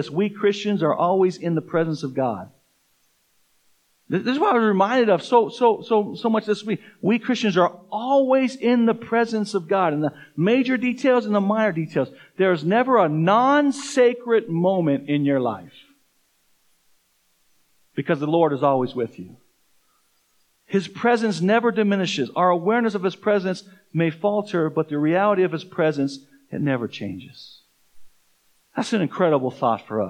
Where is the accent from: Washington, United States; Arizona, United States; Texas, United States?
Arizona, United States; Tucson; now in Fort Collins, United States; I grew up in Tucson, Arizona